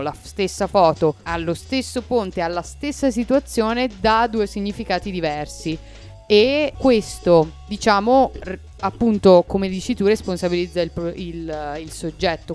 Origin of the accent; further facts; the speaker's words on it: Bolzano, Trentino-Alto Adige, Italy; noi che siamo di Bolzano